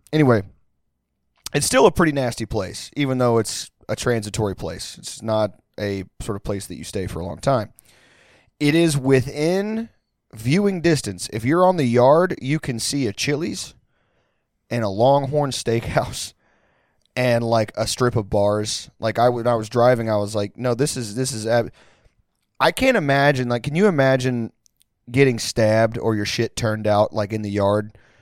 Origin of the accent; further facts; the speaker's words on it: Pasadena, Texas, United States; I'm at a bar, like, three minutes from where I grew up in Pasadena, Texas, l, like, fifteen, twenty minutes outside of Houston.